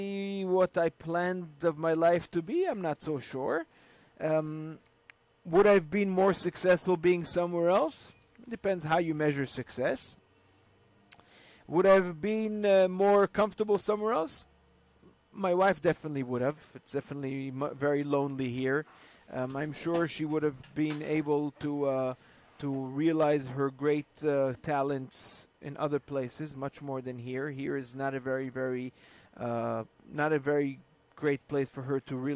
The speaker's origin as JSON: {"language": "English", "town": "Safed", "region": "Northern District", "country": "Israel", "tie": "born or raised there", "moved": "yes", "lives_now": "Istanbul, Turkey", "said": "I grew up in Tzfat, you know, my father was a shliach"}